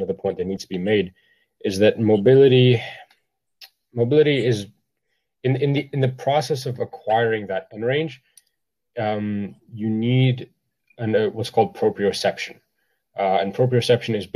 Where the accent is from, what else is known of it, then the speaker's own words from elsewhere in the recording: Ottawa, Ontario, Canada; I am from Ottawa